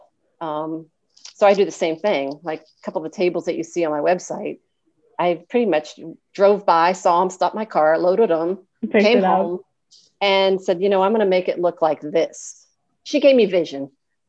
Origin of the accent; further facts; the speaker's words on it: Appalachia, Kentucky, United States; When I was young, I grew up in Appalachia. I grew up in Kentucky